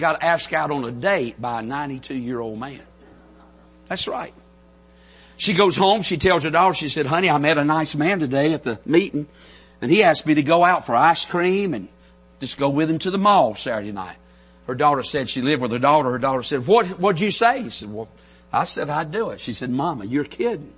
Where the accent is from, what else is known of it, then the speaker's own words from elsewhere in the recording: North Carolina, United States; accent: country; I'm from North Carolina, so we pronounce everything with two syllables. I mean, when we say hey in North Carolina, it's hey, two syllables